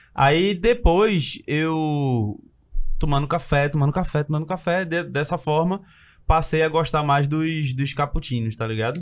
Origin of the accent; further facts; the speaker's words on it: Recife, Pernambuco, Brazil; Eu fui criado, nascido, no Ibura